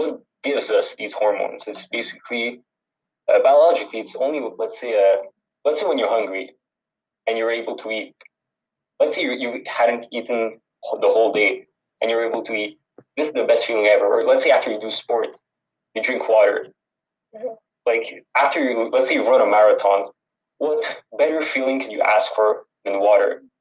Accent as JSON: {"language": "English", "town": "Montreal", "region": "Quebec", "country": "Canada", "tie": "born or raised there", "said": "I was born and raised in Montreal."}